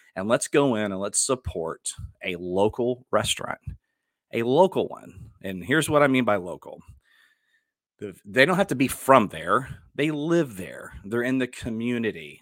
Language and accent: English; Dallas, Texas, United States; moved away as an adult; also born or lived in Houston, Texas; now in Cypress, United States; I'm from Dallas.